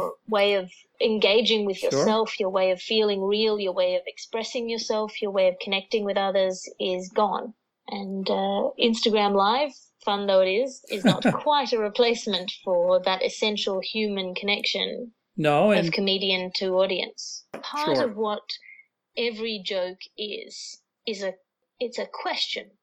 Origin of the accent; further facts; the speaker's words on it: Australia; now in London, United Kingdom; I'm here in Australia, which is not actually usual for me, despite being an Australian. I'm normally based in London